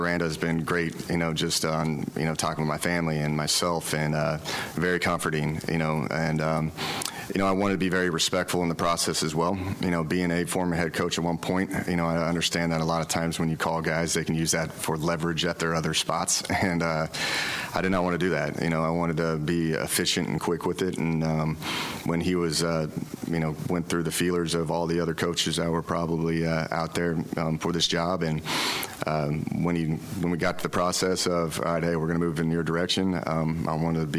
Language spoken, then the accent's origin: English; Oklahoma, United States; now in Waco, United States; I'm from Oklahoma